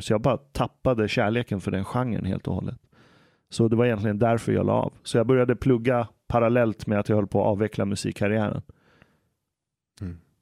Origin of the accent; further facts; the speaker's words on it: Stockholm, Stockholm County, Sweden; also born or lived in Iran; Jag växte upp här i Stockholm